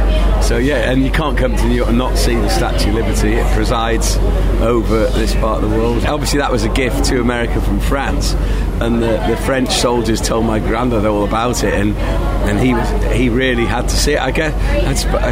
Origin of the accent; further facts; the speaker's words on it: Rhyl, Wales, United Kingdom; spent a lot of my childhood with him, because my mum and dad ran the pub and the hotel in the summer in Rhyl